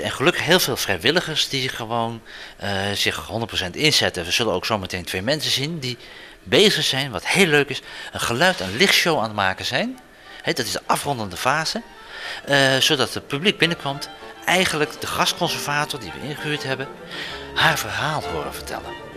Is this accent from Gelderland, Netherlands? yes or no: no; Zeeland, Netherlands; wij als Zeeuwen